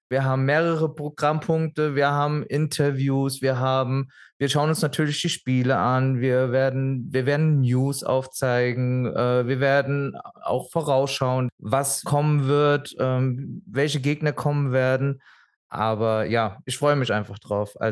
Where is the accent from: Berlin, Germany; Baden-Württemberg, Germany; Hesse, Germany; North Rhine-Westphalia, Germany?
Hesse, Germany; Frankfurt; also born or lived in Mainz; now in Munich, Germany; nicht gebürtig, jetzt wohnhaft und äh, neue Wahlheimat, aber nicht gebürtig. Gebürtig Mainzer, aber aus der Gegend Frankfurt zugezogen.